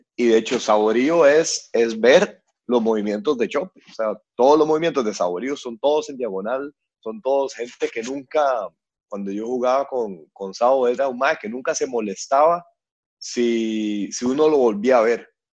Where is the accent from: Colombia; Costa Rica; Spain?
Costa Rica; los que hemos salido del país